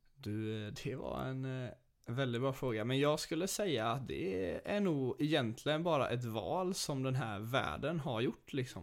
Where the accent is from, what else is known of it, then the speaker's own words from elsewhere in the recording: Sweden; vi som är svenskar